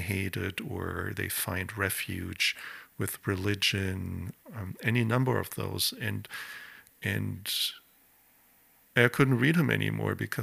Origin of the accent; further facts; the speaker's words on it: Germany; moved away; When I grew up in Germany